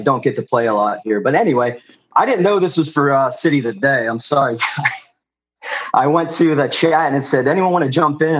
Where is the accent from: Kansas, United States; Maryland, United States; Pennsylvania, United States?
Pennsylvania, United States; Philadelphia; moved away as an adult; now in Tucson, United States; I'm from Philadelphia. Now, suburbs